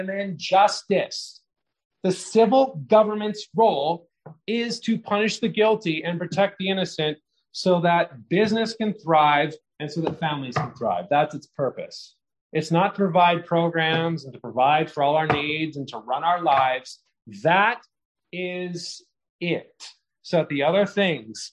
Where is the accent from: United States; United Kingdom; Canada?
Canada; as a Canadian